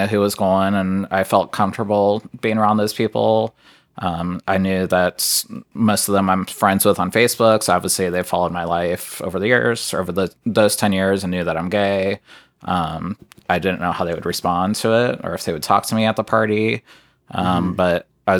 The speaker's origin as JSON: {"language": "English", "town": "Lima", "region": "Ohio", "country": "United States", "tie": "born or raised there", "said": "I'm from Lima, Ohio"}